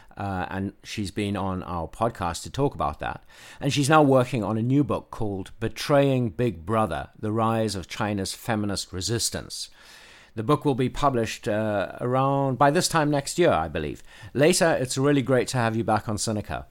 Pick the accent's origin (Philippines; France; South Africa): South Africa; now in Nashville, United States; When I was a kid in South Africa